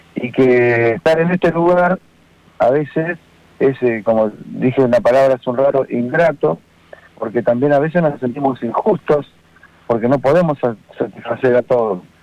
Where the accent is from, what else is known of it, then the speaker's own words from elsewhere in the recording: Gualeguaychú, Entre Ríos, Argentina; moved away as an adult; also born or lived in La Plata / Tres Arroyos; salí de una ciudad que es Entre Ríos, guaychú eh, a estudiar, eh, apoyado por, por, mi familia, con la idea de ser escribano